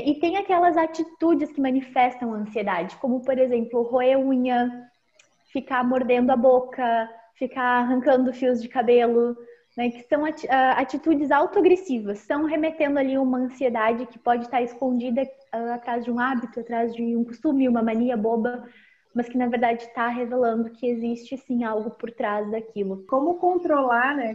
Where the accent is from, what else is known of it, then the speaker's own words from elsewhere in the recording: Pelotas, Rio Grande do Sul, Brazil; also born or lived in Erechim; Agora eu estou em Pelotas, que é a minha cidade natal